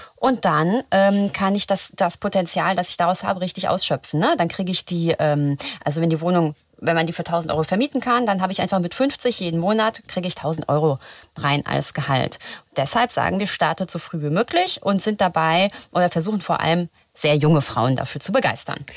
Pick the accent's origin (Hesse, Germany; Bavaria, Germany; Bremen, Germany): Hesse, Germany; Frankfurt; now in Berlin, Germany; ich komme aus Frankfurt